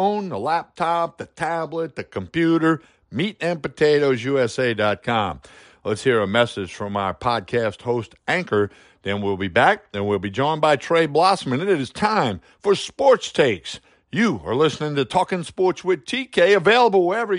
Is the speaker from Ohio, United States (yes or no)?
no; Chalmette, Louisiana, United States; I grew up in Chalmette, Louisiana